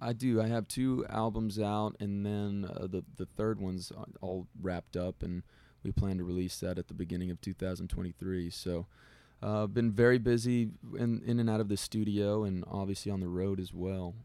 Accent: Del Rio, Texas, United States; I'm from Del Rio, Texas

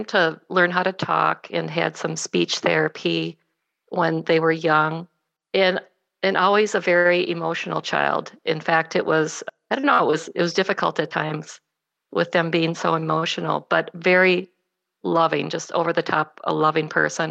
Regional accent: Columbia Heights, Minnesota, United States; I grew up in Columbia Heights, Minnesota, which is a small suburb, a first-ring suburb of Minneapolis

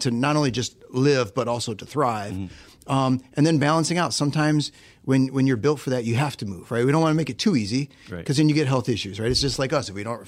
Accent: Northeast Ohio, United States; I grew up in Northeast Ohio

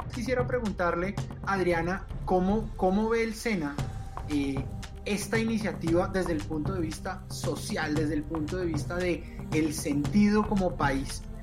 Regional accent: Colombia; como colombiano

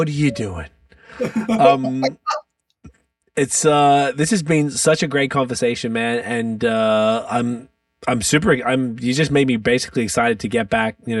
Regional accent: Melbourne, Victoria, Australia; I'm from Melbourne, Australia, and Melbourne is, I heard Greek was the second most Greeks outside of Athens.

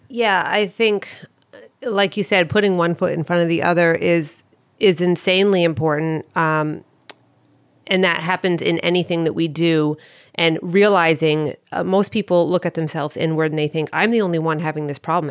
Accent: Northern New Hampshire, United States; moved away; I'm from Northern New Hampshire

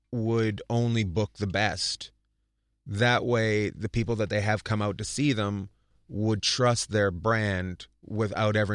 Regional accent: New Jersey, United States; where'd you grow up? In New Jersey.

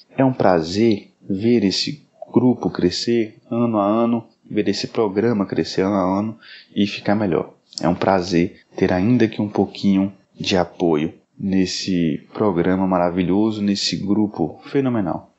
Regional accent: Brasília, Federal District, Brazil; sou aqui de Brasília

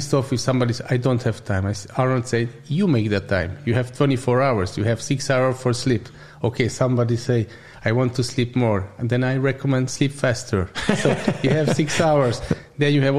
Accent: Budapest, Hungary; English is a second language; I was born in Buddha, I was living in Buddha always

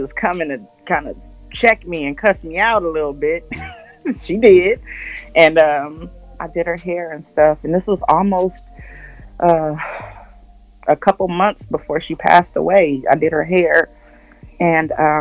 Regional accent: Los Angeles, California, United States; I grew up in South Central California. Oh, South Central Los Angeles is in California.

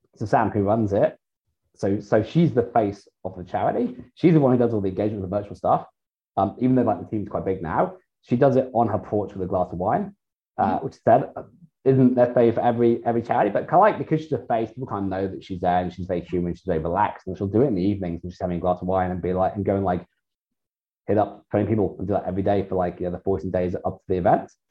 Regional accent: United Kingdom; now in Australia; being in Australia, and I'm British

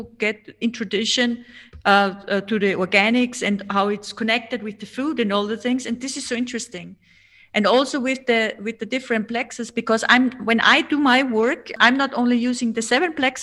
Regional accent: Austria; first language German; English is a second language; Hello from Austria.

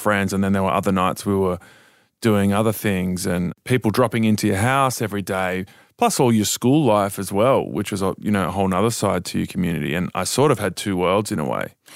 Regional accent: Dubbo, New South Wales, Australia; I was born in Dubbo and I was born into this church called the Revival Centres

